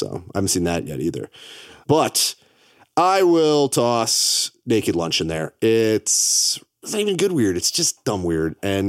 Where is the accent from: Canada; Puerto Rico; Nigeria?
Canada; I think that because I'm Canadian, that adds this element where I get to see these things through a little bit of a different lens.